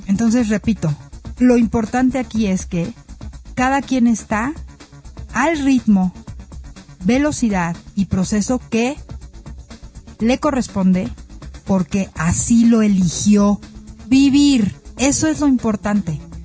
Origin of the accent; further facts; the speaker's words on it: Mexico; como mexicanos